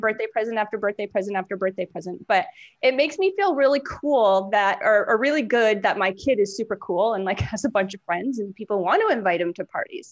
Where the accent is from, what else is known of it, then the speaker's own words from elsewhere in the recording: New Hampshire, United States; moved away; I'm from New Hampshire originally